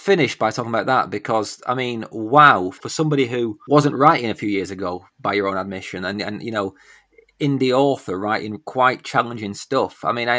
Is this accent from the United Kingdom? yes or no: yes; Northern England, United Kingdom; the small town I grew up in Northern England.